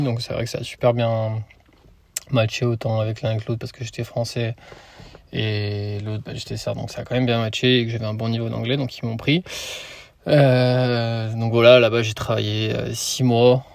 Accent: Lyon, Auvergne-Rhône-Alpes, France; moved away; also born or lived in Brisbane, Australia; je viens de Lyon

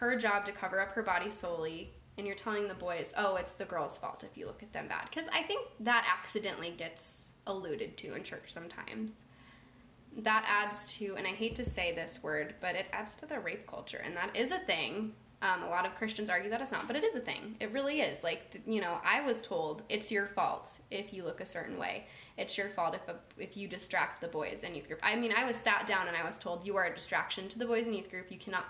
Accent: Minnesota, United States; from Minnesota, and at night I like to take out my most erotic turtleneck.

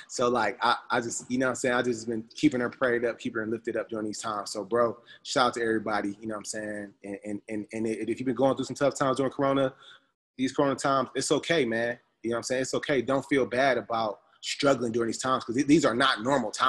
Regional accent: United States; moved away as an adult; being an American that's been over here

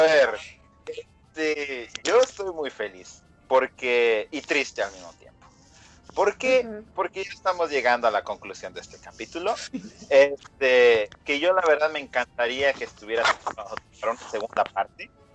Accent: Mexico

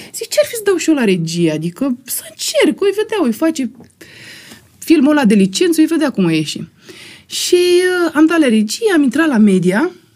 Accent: Constanța, Constanța County, Romania; moved away; eram din Constanța

